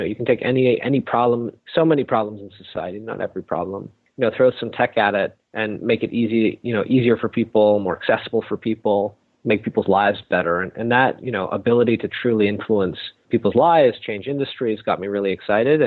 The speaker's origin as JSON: {"language": "English", "town": "Toronto", "region": "Ontario", "country": "Canada", "tie": "born or raised there", "also_born_or_lived": "California", "said": "I'm from Toronto, grew up here"}